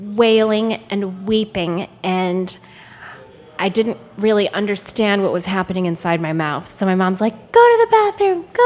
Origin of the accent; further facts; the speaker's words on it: Chicago, Illinois, United States; I was born in Chicago at Northwestern Memorial Hospital downtown.